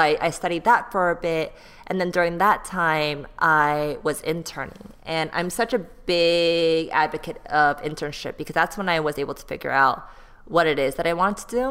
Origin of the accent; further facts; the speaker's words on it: Bay Area, California, United States; moved away as an adult; also born or lived in Texas / Seoul, South Korea; now in Los Angeles, United States; I grew up in the Bay Area. Um, like that's where I went to middle school, high school